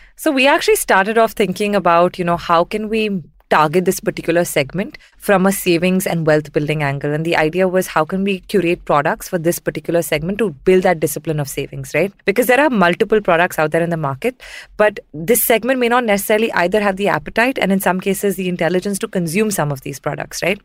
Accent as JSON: {"language": "English", "region": "southern India", "country": "India", "tie": "born or raised there", "also_born_or_lived": "Mumbai", "said": "I'm from Mumbai, spent most of my formative years in southern India"}